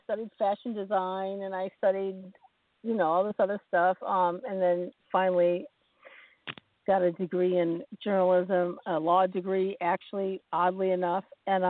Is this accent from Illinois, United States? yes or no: yes; Champaign, Illinois, United States; also born or lived in Ohio / Kentucky / Kenosha, Wisconsin; Well, I grew up around in and around the Midwest. I was born in Champaign, Illinois, and, you know, my family moved around a lot, many places in Illinois. We were in Ohio for a minute, in Kentucky for a minute, and we landed in Wisconsin.